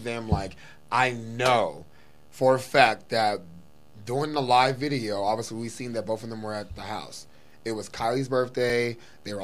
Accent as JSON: {"language": "English", "region": "East Coast", "country": "United States", "said": "I'm from the East Coast"}